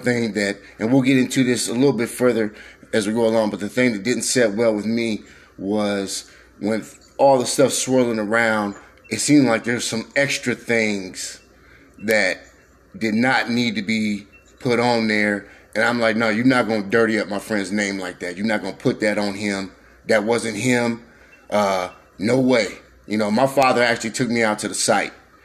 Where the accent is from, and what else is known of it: Columbia, Missouri, United States; born or raised there